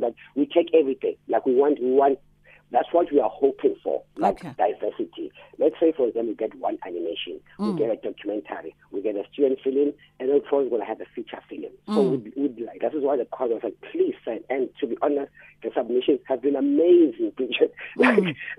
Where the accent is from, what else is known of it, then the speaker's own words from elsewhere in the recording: Eastern Cape, South Africa; I come from the Eastern Cape